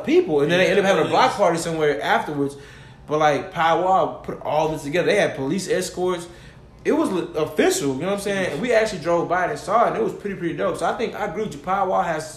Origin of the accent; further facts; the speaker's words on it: Cypress, Texas, United States; I'm from Cyprus